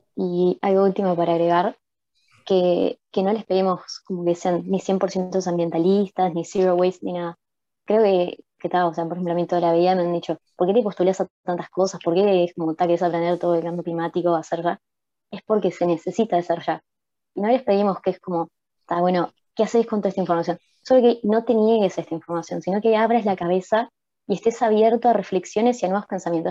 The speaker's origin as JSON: {"language": "Spanish", "country": "Uruguay", "said": "como uruguayos también somos responsables de eso"}